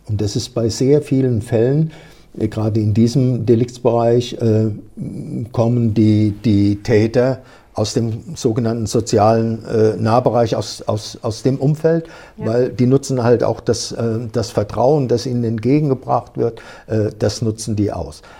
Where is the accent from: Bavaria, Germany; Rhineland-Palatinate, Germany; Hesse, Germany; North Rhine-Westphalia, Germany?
Rhineland-Palatinate, Germany; near Kaiserslautern; moved away; Ich stamme aus der Pfalz, aus der Nähe von Kaiserslautern